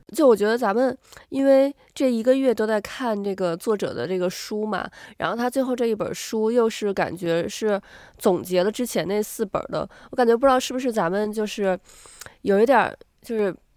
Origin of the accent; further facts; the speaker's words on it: Beijing, China; now in New Zealand; 咱们是从海淀出来的孩子